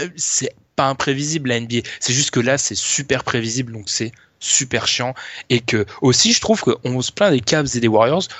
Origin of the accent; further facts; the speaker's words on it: France; c'est malheureux qu'on est français